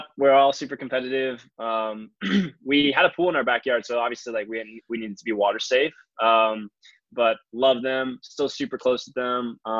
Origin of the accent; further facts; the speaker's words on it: East Bay, California, United States; moved away as an adult; also born or lived in Florida; I grew up in California, so about 45 minutes east of San Francisco, so like East Bay area, Pleasanton, Livermore, Tri-Valley County, or Alameda County and Tri-Valley area.